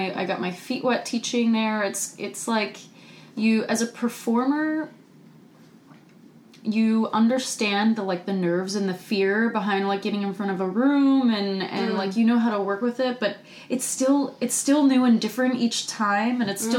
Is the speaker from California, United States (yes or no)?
no; North Carolina, United States; got on the phone with one of my childhood friends who I grew up dancing with in North Carolina